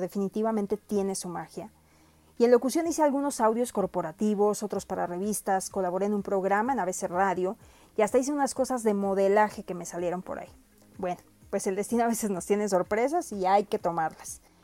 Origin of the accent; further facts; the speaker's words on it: Mexico; Soy orgullosamente mexicana